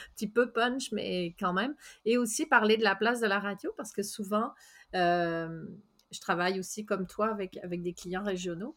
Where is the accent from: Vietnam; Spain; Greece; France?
France; now in Gaspésie, Canada; je suis française, puis je suis fièrement française. Ça fait 18 ans que je suis en Gaspésie